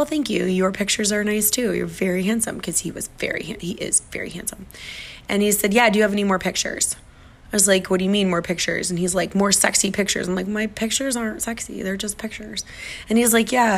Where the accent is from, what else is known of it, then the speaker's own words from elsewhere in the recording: Minnesota, United States; now in Miami, United States; I'm from Minnesota